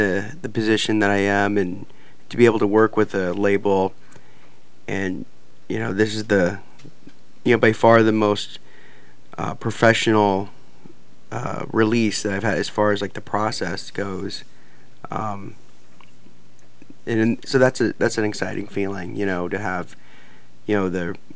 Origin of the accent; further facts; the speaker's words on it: Missouri, United States; also born or lived in Omaha, Nebraska; I was born in Omaha and raised and grew up in Missouri